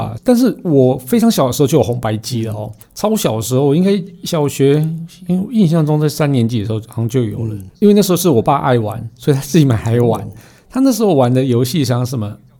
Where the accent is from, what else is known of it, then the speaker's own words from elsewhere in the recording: Su'ao, Yilan County, Taiwan; 我小时候住南方澳嘛，